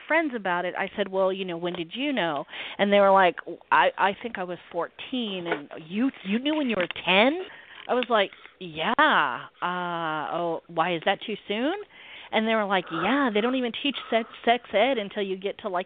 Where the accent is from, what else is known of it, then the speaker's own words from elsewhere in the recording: the South, United States; I'm in the South, so I am a Southerner